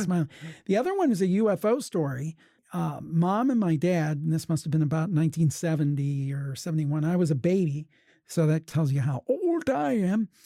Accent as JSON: {"language": "English", "region": "Ohio", "country": "United States", "tie": "born or raised there", "said": "I was born and raised in Ohio"}